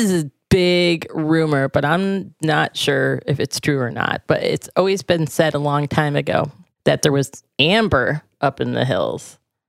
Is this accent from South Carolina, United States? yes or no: yes; Spartanburg, South Carolina, United States; moved away; I grew up in the South when I was young, and there was fields all around me. It was mostly soybean where I was in Spartanburg